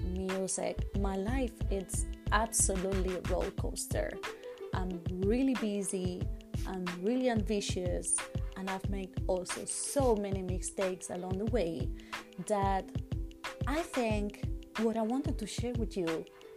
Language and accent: English; Spain; moved away; I'm originally from Spain